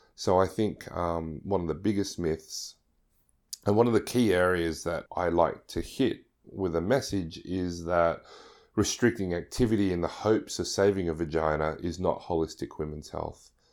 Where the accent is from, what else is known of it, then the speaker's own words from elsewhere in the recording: Sydney, New South Wales, Australia; I'm from Sydney, Australia